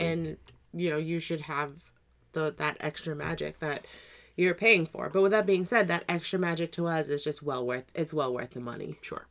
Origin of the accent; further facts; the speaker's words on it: New England, United States; growing up in New England